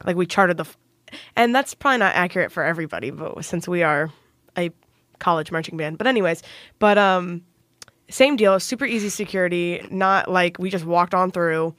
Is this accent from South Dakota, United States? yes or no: no; Plainfield, Indiana, United States; I am from Plainfield, Indiana. I went to high school there